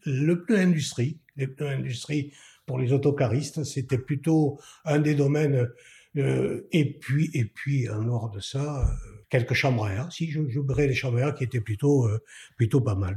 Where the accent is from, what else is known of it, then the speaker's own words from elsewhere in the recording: Bergerac, Nouvelle-Aquitaine, France; also born or lived in Toulouse / Bordeaux; now in Bergerac, France; je suis né euh, à Bergerac en juin 1948, je suis papa de deux enfants. Euh, j'ai euh, euh, en, fait c'est l'itinéraire d'un enfant de Bergerac